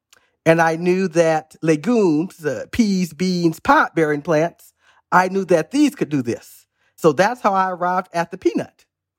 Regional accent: Missouri, United States; When I was a little boy growing up in Southwest Missouri, I tried to explore my imagination.

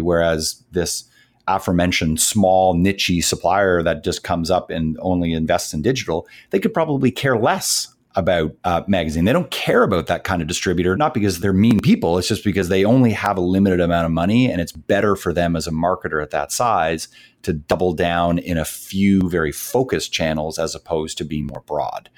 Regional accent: Canada; being from uh, Canada and a very and a very proud Canadian

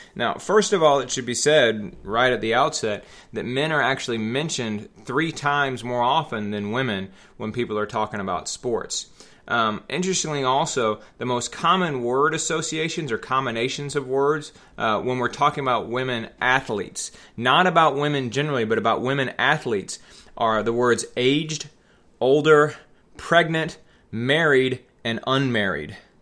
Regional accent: Atlanta, Georgia, United States; I grew up in the Metro Atlanta area in the nineteen eighties.

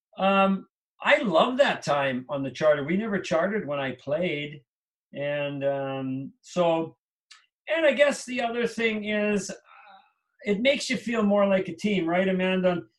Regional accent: Canada; moved away as an adult; also born or lived in New Jersey; now in Minnesota, United States; I grew up in Canada.

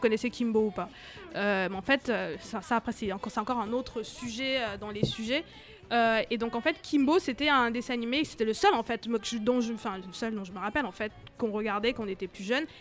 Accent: Cameroon; now in France; J'ai grandi au Cameroun

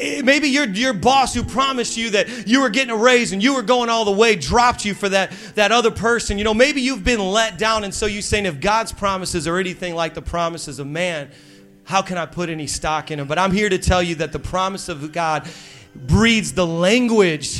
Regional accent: Midwest, United States; now in Long Island, United States; I'm from the Midwest and we say things the right way

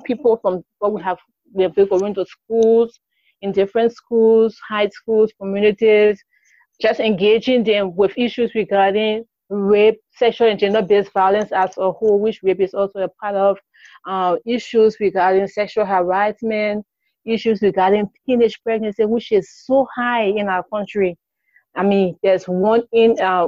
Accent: Liberia; I'm from Liberia, a very small country in West Africa

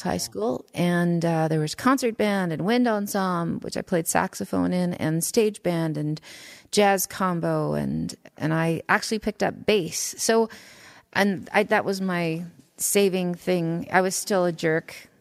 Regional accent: Saskatoon, Saskatchewan, Canada; I grew up in Saskatoon, Saskatchewan

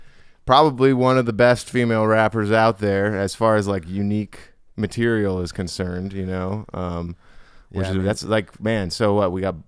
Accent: Hawaii, United States; growing up in Hawaii

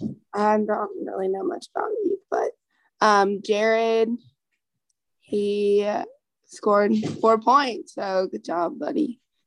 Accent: Mississippi, United States; I am from Mississippi, so a long way.

